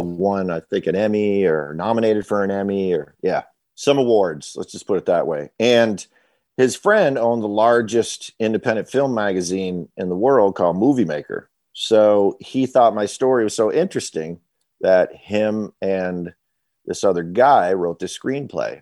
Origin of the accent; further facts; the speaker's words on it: Waterbury, Vermont, United States; moved away as an adult; now in Nashville, United States; I'm from Vermont, Waterbury, Vermont, uh, to be specific